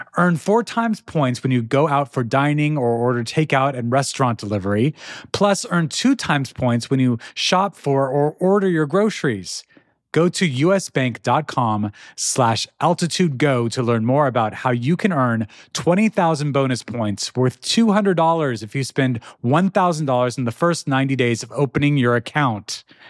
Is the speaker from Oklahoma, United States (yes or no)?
no; Albuquerque, New Mexico, United States; moved away; I was raised in Albuquerque, New Mexico